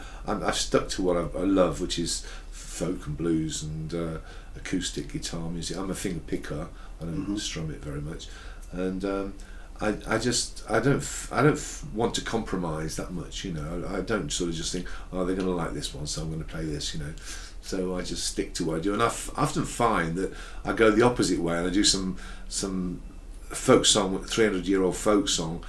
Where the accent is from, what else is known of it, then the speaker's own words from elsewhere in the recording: Midlands, United Kingdom; ran a folk club in Birmingham, and I worked with them and supported them on many occasions because I'm from the Midlands.